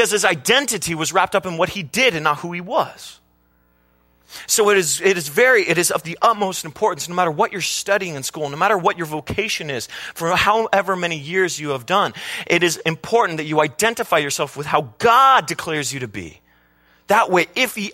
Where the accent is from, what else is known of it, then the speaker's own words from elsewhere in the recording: Carpinteria, California, United States; we grew up in Carpinteria, California, near the beach